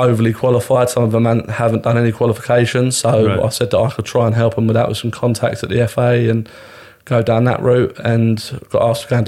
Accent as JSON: {"language": "English", "town": "Crawley", "region": "South East England", "country": "United Kingdom", "tie": "born or raised there", "said": "I grew up in Crawley"}